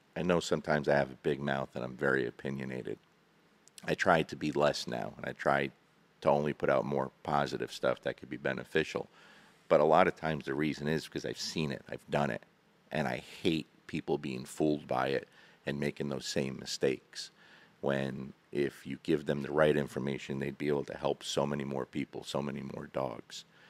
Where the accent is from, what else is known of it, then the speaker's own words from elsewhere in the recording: New Jersey, United States; moved away as an adult; now in Kentucky, United States; I'm from New Jersey, born and raised